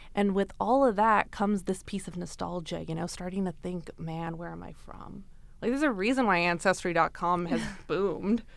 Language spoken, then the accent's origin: English; Brampton, Ontario, Canada; I grew up in Brampton, so it was a multicultural upbringing